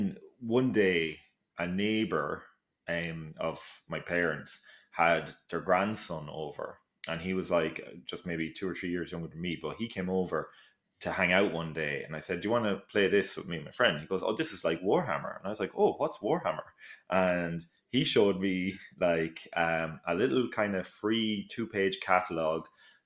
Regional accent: Mullingar, Leinster, Ireland; Mullingar, my hometown

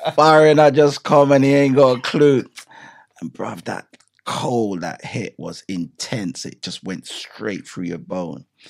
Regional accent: Clarendon Parish, Jamaica; moved away; also born or lived in England; Growing up in Jamaica

